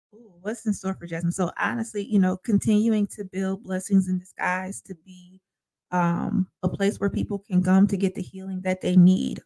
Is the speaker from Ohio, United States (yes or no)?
yes; Sandusky, Ohio, United States; now in Toledo, United States; I grew up in Sandusky, went to the same church all my life